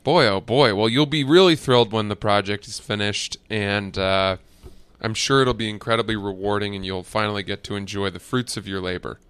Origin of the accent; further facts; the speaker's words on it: New York, United States; I'm a New Yorker.